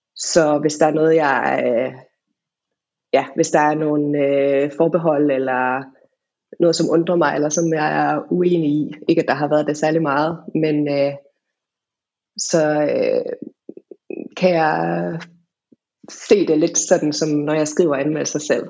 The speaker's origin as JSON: {"language": "Danish", "country": "Denmark", "also_born_or_lived": "England / Wales", "said": "der, hvor jeg er fra"}